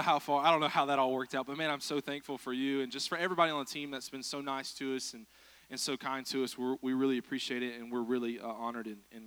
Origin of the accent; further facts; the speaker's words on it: Vidalia, Georgia, United States; moved away as an adult; now in Tennessee, United States; I grew up in South Georgia in the middle of nowhere.